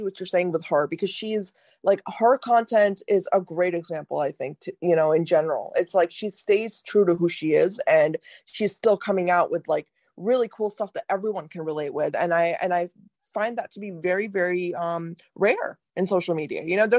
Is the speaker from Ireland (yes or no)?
no; India; listen, as an Indian woman, I'm telling you, like, you are one of the only real Indian women I've seen on social media.